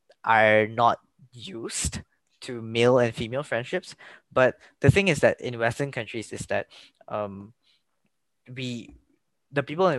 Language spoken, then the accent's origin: English; Malaysia; also born or lived in Germany; when I came back from Germany to Malaysia